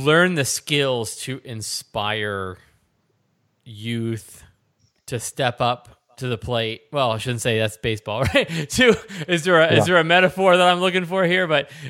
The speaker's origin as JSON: {"language": "English", "region": "Pennsylvania", "country": "United States", "also_born_or_lived": "New Jersey", "moved": "yes", "said": "I am from Pennsylvania, graduating class of 915 students"}